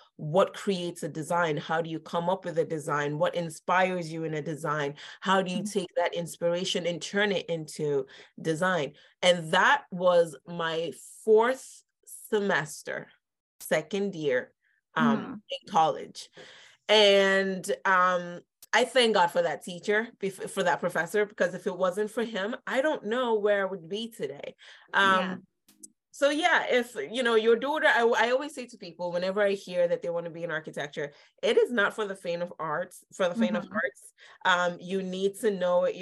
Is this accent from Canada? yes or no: no; Lagos, Nigeria; moved away as an adult; now in Philadelphia, United States; I grew up in Nigeria, Lagos, mm-hmm. Nigeria. And I moved here for college when I was 18.